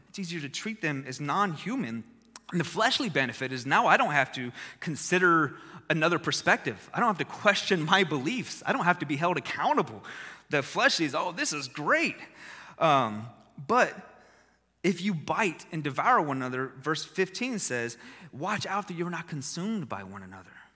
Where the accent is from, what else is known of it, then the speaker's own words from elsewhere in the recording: Texas, United States; I was born in Texas